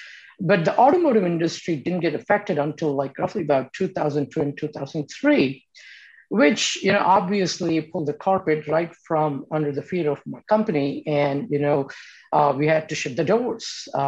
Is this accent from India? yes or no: yes; India; moved away as an adult; now in United States; You know, I came to this country from India 30 years ago on a scholarship to Kansas State University.